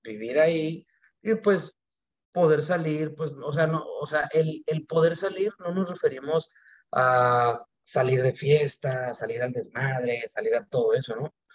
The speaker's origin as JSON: {"language": "Spanish", "town": "Mexicali", "region": "Baja California", "country": "Mexico", "moved": "yes", "lives_now": "Mexico City, Mexico", "said": "sí soy de Mexicali, pero llevo entrenando todo el año en la Ciudad de México"}